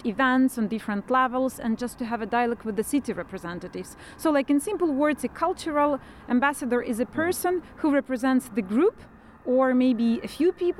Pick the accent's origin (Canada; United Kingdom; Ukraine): Ukraine; moved away as an adult; now in Iceland; I am from Ukraine, and I came here as a refugee myself.